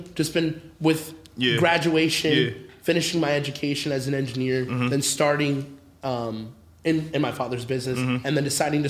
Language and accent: English; Akron, Ohio, United States; born or raised there; English is a second language; also born or lived in Orange County, California